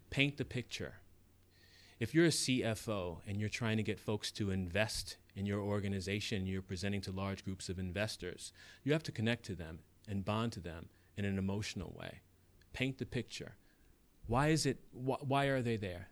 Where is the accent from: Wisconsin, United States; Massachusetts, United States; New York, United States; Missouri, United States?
New York, United States; New York City; that kid growing up in the South Bronx, um, who didn't have anything